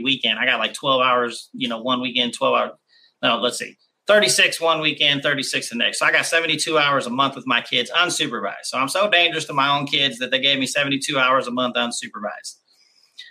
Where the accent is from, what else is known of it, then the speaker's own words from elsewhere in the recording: Kansas City, United States; I grew up in Kansas City.